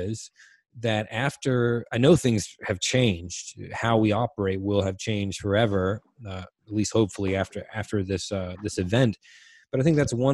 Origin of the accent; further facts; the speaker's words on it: Washington, North Carolina, United States; I'm originally from Little Washington, which is a town of like 10,000 people on the coast, which my mom still lives there